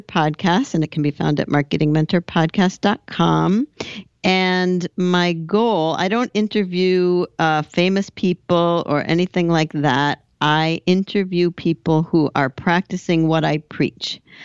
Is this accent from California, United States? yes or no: yes; Southern California, United States; moved away; also born or lived in Boston / Hoboken, New Jersey / Paris; I grew up in Southern California